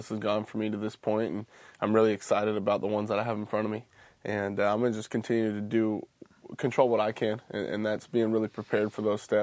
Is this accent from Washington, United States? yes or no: yes; Washington, United States; Growing up in Washington